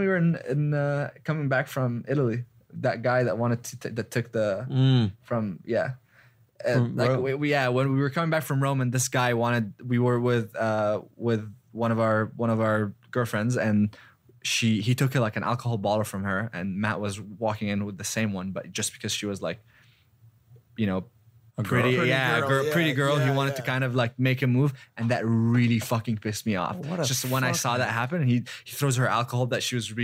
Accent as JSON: {"language": "English", "country": "Egypt", "tie": "born or raised there", "moved": "yes", "said": "I'm from Egypt"}